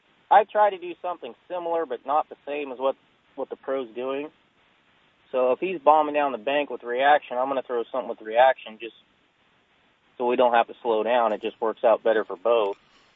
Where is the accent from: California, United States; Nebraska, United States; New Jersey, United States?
California, United States; Colusa; also born or lived in Sutter, California; No, I'm from Colusa.